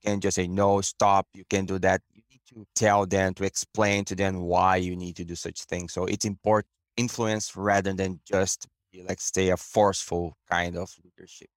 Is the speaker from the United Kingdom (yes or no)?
no; Brazil; moved away as an adult; now in Canada; back in Brazil, my hometown, and I came to Canada in two thousand eighteen